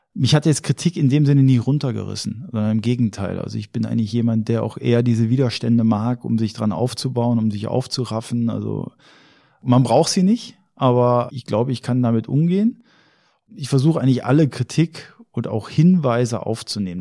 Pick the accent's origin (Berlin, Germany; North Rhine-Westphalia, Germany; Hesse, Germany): North Rhine-Westphalia, Germany; Ruhr area; moved away; ich komme aus dem Ruhrgebiet